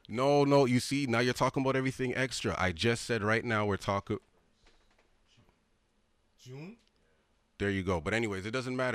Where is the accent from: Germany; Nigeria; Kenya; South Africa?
Nigeria; I'm a Nigerian.